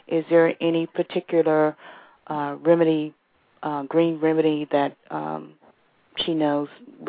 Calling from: Washington, District of Columbia, United States; I'm calling from Washington, D.C.

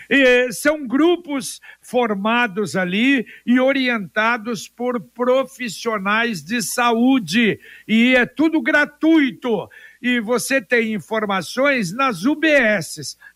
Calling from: Paraná, Brazil; eu sou aqui do Vivi Xavier.

